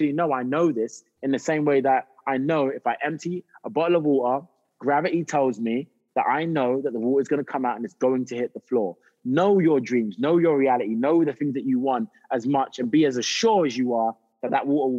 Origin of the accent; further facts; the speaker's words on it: United Kingdom; moved away as an adult; also born or lived in South London; I'm just a Brit that is trying to step and try and get a foot into the acting industry in Hollywood